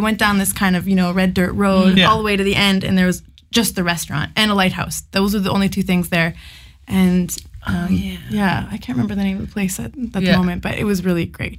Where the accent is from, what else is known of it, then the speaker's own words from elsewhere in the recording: Saskatchewan, Canada; I'm a Francophone from Saskatchewan.